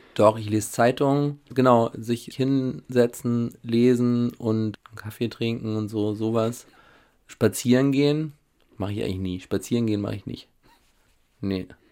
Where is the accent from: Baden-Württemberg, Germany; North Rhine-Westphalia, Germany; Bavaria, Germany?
Baden-Württemberg, Germany; Schönenberg; moved away as an adult; also born or lived in Switzerland; now in Berlin, Germany; im Schwarzwald bin ich aufgewachsen